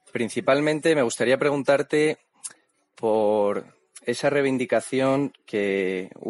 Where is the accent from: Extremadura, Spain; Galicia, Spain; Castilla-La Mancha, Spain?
Castilla-La Mancha, Spain; Toledo; also born or lived in Segovia; soy de Segovia, pero me he criado en Toledo toda la vida, entonces en torno a la capital siempre por Castilla o lo que se denomina así actualmente.